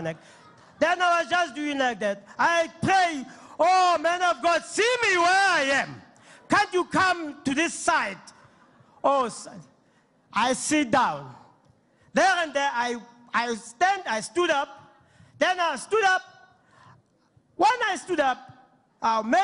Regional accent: Ventersdorp, North West, South Africa; I'm coming from Ventersdorp

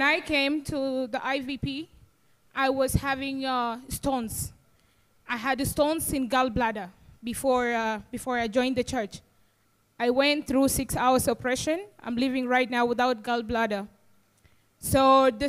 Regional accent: South Sudan; I'm from South Sudan

